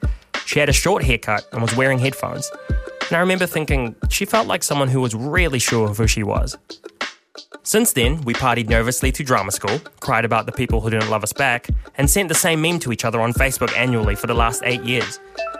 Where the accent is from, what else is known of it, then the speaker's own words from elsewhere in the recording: Philippines; now in New Zealand; And I am an immigrant from the Philippines. I am Filipino